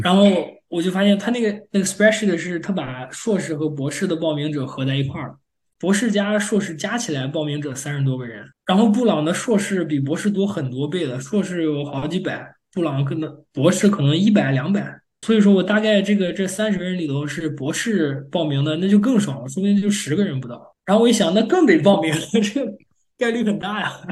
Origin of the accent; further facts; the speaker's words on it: China; moved away as an adult; now in United States; 作为中国人